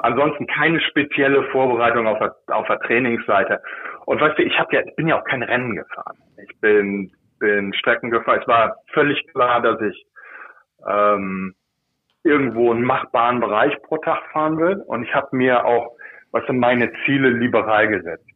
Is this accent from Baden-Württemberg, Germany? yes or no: no; Lower Saxony, Germany; moved away as an adult; also born or lived in Northern Germany; now in United States; Ich bin äh, selbstidentifizierender Niedersachse